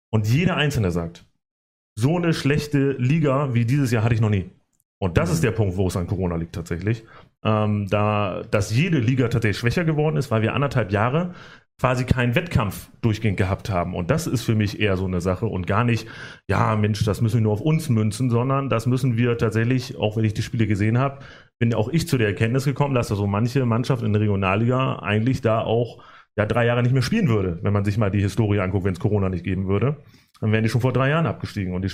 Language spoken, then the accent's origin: German; Bremen, Germany; born there; now in Lower Saxony, Germany; Ich finde schon gut, dass wir uns in Bremen selbst organisieren, weil ich auch gebürtiger Bremer bin, auch wenn ich jetzt in Niedersachsen lebe.